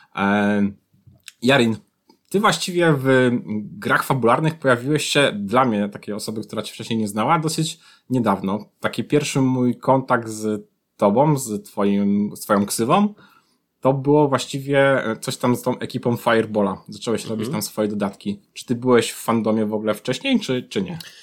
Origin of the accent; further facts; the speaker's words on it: Tricity, Pomeranian Voivodeship, Poland; jesteśmy obaj z Trójmiasta